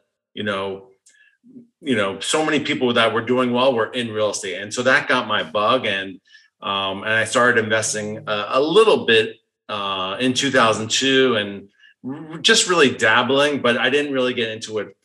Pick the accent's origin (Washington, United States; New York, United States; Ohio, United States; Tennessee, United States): New York, United States; I was born in New York. I'm a Northeastern